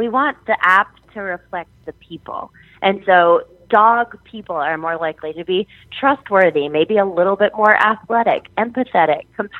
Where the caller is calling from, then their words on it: New Orleans, Louisiana, United States; I'm calling you from New Orleans right now, and I work with a lot of people in different military bases around the South.